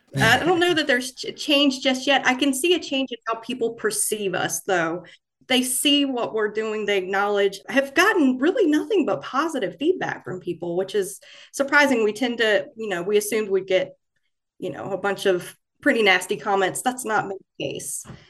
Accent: Florence, South Carolina, United States; moved away as an adult; now in Fayetteville, United States; I started out at my hometown newspaper in Florence, South Carolina

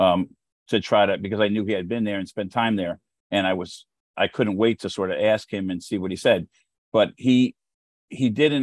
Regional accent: United States; as an American

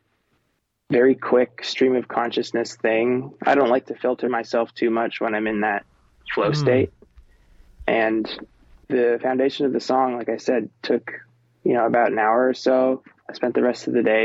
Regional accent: Florida Keys, United States; moved away as an adult; also born or lived in Nashville; now in Los Angeles, United States; I'm from the Florida Keys, where I'm just surrounded by ocean

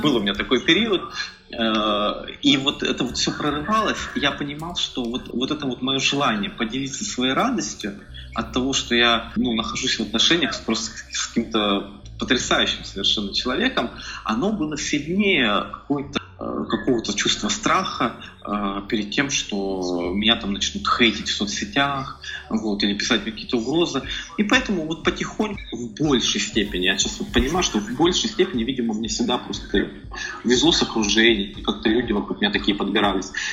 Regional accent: Tyumen, Tyumen Oblast, Russia; moved away as an adult; now in Saint Petersburg, Russia; я здесь э, родился в Петербурге, но э, долгое время, опять же, по семейным обстоятельствам я жил в Тюмени. То есть там же я вырос, учился в университете и приехал в Петербург только в 2010 году.

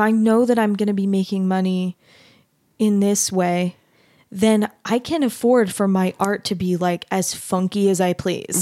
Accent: Mesa, Arizona, United States; now in Utah, United States; I grew up in Mesa, Arizona

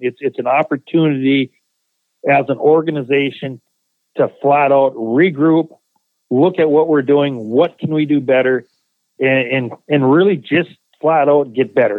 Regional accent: Minot, North Dakota, United States; moved away; my hometown in Minot, North Dakota

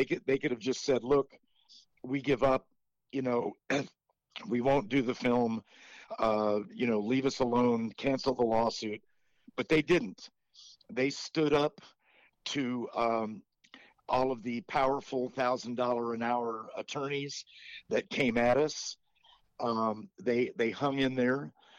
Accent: United States; We may even be related because we're both from Tennessee and Kentucky.

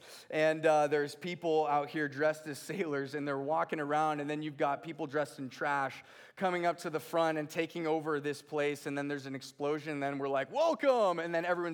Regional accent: Redondo Beach, California, United States; moved away; I'm from a little place called Redondo Beach, California. And it was just a really hard life growing up

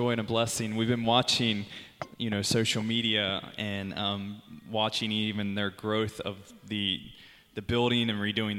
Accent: Cincinnati, Ohio, United States; moved away as an adult; also born or lived in North Carolina; now in Preston, United Kingdom; we grew up in Cincinnati, or I did

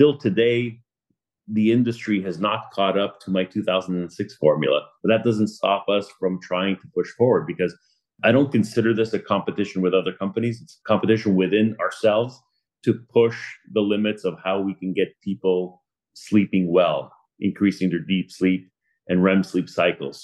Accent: Laval, Quebec, Canada; moved away as an adult; now in Boca Raton, United States; I'm from Laval, Quebec, born and raised, moved out to Boca Raton, Florida, 9 years ago

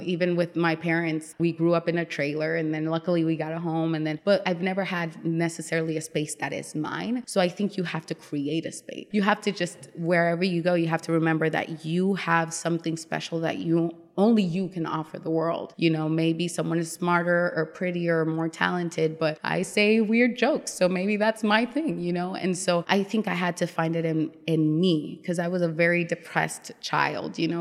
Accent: Las Vegas, Nevada, United States; moved away as an adult; also born or lived in New York / Dominican Republic; now in Richmond, United States; I was actually born in New York. And then, I was raised in Las Vegas

